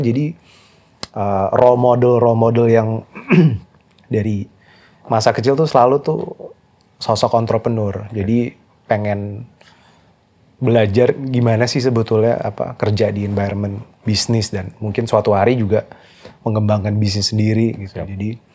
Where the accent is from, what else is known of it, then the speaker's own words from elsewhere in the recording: Jakarta, Indonesia; moved away; also born or lived in Canada; saya lahir di Jakarta